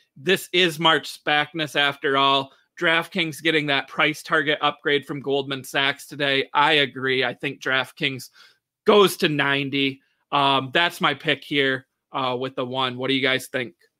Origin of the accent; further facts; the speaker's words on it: Michigan, United States; here in my home state of Michigan